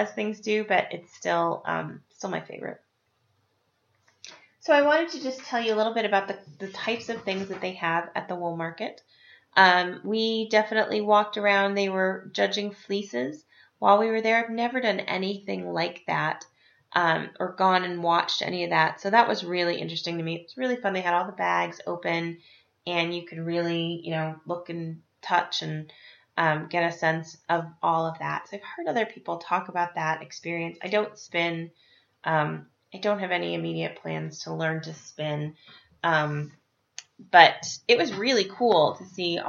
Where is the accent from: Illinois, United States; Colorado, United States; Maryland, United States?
Colorado, United States; Estes Park; I grew up in Estes Park, and as a kid, one of the first places we lived when we moved to town was right near the fairgrounds